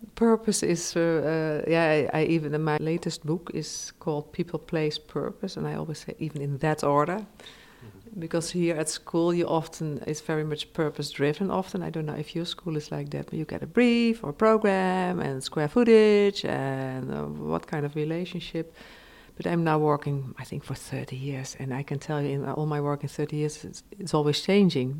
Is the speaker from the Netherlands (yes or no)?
yes; south of the Netherlands, Netherlands; I'm from the Netherlands, so Germany, it's I, oh, in a way I was born very nearby, and I come from the same area, uh, the south of the Netherlands